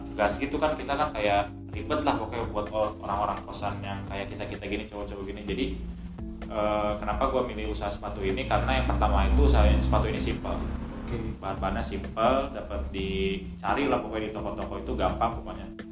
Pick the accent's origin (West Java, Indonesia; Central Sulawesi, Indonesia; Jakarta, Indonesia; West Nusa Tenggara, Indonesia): West Java, Indonesia; Bogor; moved away as an adult; now in Yogyakarta, Indonesia; di tempat asal gua Bogor